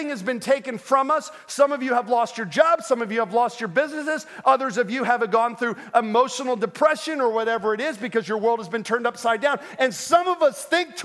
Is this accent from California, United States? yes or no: no; Orlando, Florida, United States; I grew up in Orlando